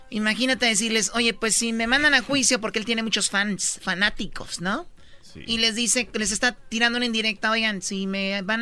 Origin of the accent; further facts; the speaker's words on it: Mexico; somos latinos, somos mexicanos